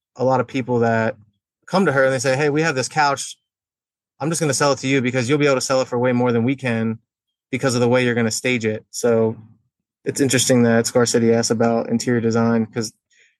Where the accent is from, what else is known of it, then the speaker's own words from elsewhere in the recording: York, Pennsylvania, United States; I've been in York, Pennsylvania my whole entire life.